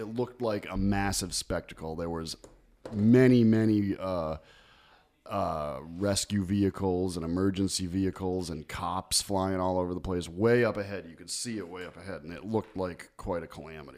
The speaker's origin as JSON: {"language": "English", "town": "Meriden", "region": "Connecticut", "country": "United States", "tie": "born or raised there", "said": "the two churches across from where I grew up on Broad Street"}